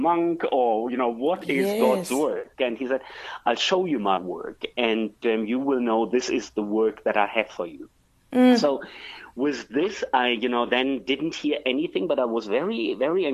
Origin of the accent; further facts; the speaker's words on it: Germany; moved away as an adult; also born or lived in France / Hong Kong / Russia / London; now in South Africa; I'm originally from Germany.